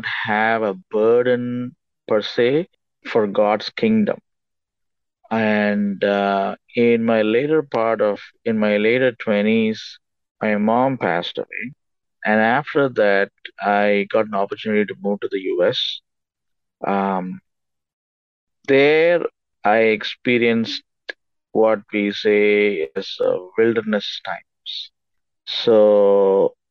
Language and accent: English; India; I was born and raised in India